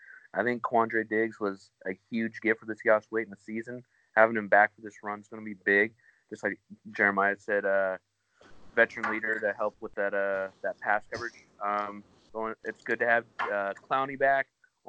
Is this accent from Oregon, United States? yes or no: yes; Oregon, United States; now in Puyallup, United States; I'm from Oregon. Currently live in Puyallup.